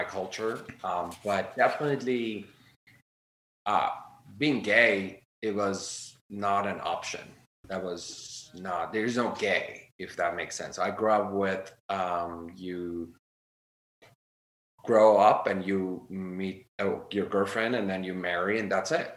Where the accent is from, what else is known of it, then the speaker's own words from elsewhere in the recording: Iran; first language Armenian; English is a second language; also born or lived in Sunland, California; now in United States; So we grew up in Iran. We had to speak Armenian